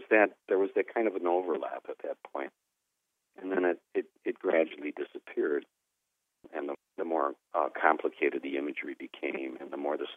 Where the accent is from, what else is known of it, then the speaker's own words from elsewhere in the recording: Midwest, United States; being a Midwesterner